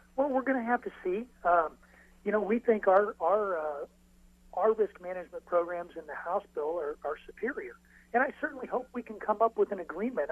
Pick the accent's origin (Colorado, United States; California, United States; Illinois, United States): Illinois, United States; my home state of Illinois